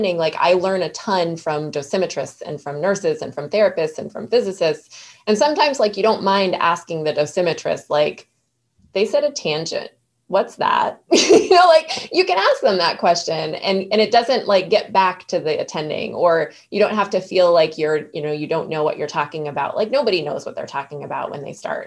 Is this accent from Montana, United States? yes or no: yes; Northwest Montana, United States; moved away; home to Montana, which is where my parents have a ranch